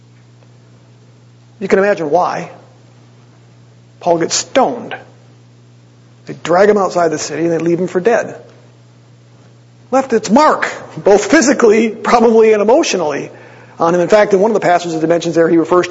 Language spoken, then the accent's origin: English; Wisconsin, United States; now in Ohio, United States; I'm from Wisconsin, a good old Wisconsin boy